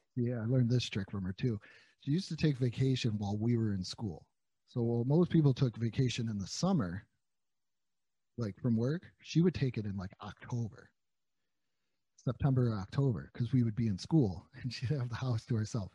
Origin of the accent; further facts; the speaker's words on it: New York, United States; I'm from New York.